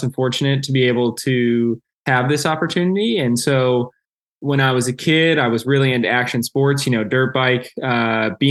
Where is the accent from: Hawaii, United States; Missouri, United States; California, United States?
Missouri, United States; Springfield; I grew up in Springfield, Missouri. My whole family's here.